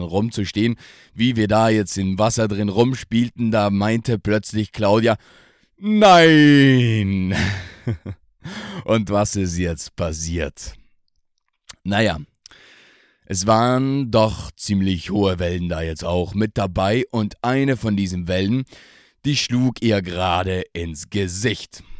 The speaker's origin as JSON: {"language": "German", "area": "South Tyrol", "region": "Trentino-Alto Adige", "country": "Italy", "tie": "born or raised there", "said": "aus meiner Heimat, aus dem wunderschönen Südtirol"}